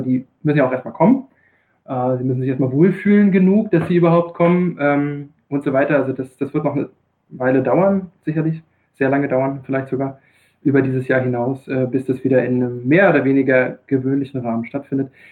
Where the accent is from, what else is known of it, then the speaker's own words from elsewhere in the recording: Rostock, Mecklenburg-Vorpommern, Germany; moved away as an adult; also born or lived in Greifswald / Freiburg im Breisgau; now in Freiburg, Germany; Ich bin ein gebürtiges Nordlicht, ähm, komme tatsächlich aus Greifswald. Das ist ähm, relativ nah bei Usedom, relativ nah bei Rügen, für die, die die Ecke da oben nicht ganz so gut kennen. Ähm, bin in Rostock groß geworden